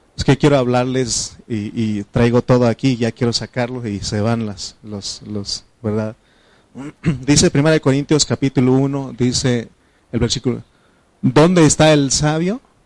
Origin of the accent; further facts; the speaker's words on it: Triqui, Oaxaca, Mexico; first language Triqui; Spanish is a second language; de niño, este, mi, lengua materna es, es un este, idioma eh, de, se llama triqui